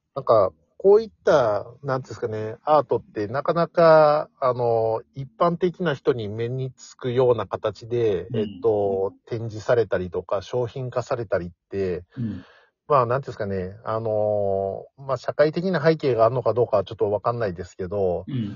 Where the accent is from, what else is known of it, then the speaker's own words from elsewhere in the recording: Nara, Japan; 自分自身も奈良出身